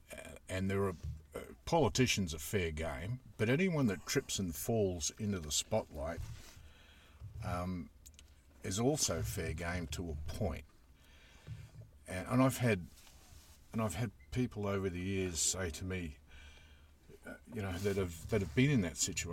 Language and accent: English; Queensland, Australia; I grew up in Queensland